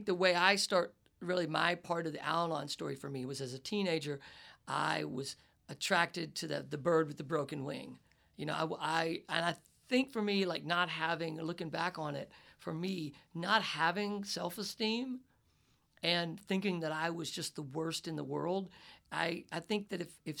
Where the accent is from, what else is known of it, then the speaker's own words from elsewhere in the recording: the South, United States; I come from the South, where it's just that crazy, like, toxic guy stuff